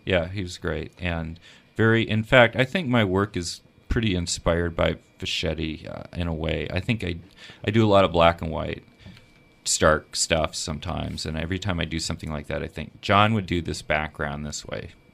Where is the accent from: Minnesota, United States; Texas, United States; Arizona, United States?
Minnesota, United States; moved away; also born or lived in Marquette, Michigan / Alexandria, Virginia / Portland, Oregon; When I was a young teenager growing up in Minnesota, uh, I had just come from living in Washington, D C.